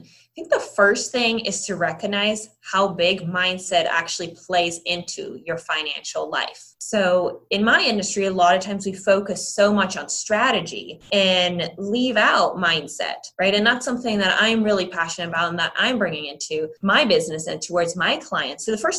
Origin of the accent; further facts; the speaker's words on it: Netherlands; also born or lived in Ireland; now in United States; So my family actually grew up in Europe. And so really the first half of my life I spent in the Netherlands and in Ireland.